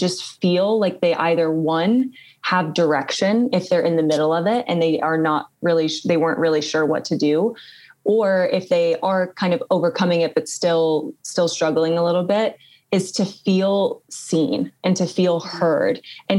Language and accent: English; England, United Kingdom; born there; accent: British; I was born in England and I grew up with a British accent until I like was a little bit older and like learned to like drop it.